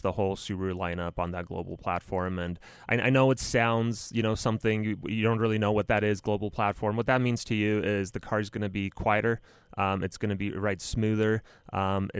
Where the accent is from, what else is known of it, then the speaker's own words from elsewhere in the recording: Romania; moved away; I'm from Romania originally